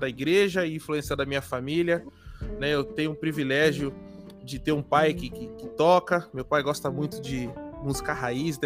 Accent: São Paulo, Brazil; eu sou daqui de São Paulo. Eu moro aqui na capital, na zona leste de São Paulo

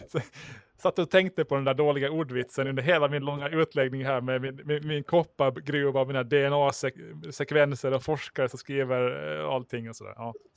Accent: Mariehamn, Åland Islands; Jag är faktiskt från, från Mariehamn

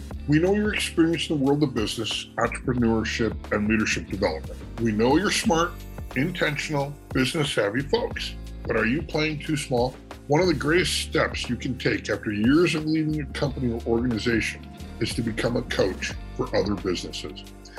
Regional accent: Chicago, Illinois, United States; My best friend growing up in Chicago

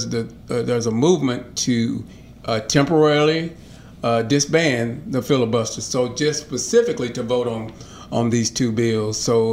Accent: Southwest Arkansas, United States; now in Little Rock, United States; The 4th district used to be Southwest, down where my hometown.

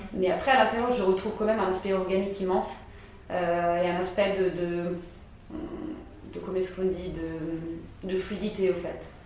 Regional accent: Rome, Lazio, Italy; moved away as an adult; also born or lived in France; à Rome, pourquoi pas rester dans ma ville natale

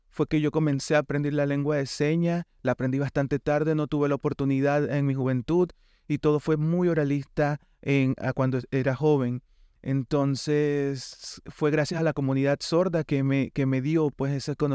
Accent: Panama; Nací en Panamá, soy panameño

